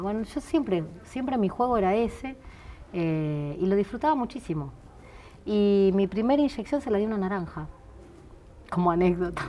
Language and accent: Spanish; Ramos Mejía, Buenos Aires Province, Argentina; also born or lived in Mataderos, Buenos Aires; yo nací en, Mataderos, pero me crié en Ramos Mejía, en Buenos Aires.